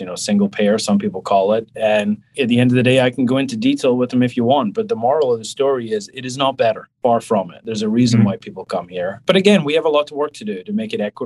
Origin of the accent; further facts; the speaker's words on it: Scotland, United Kingdom; now in New York, United States; I'm from Scotland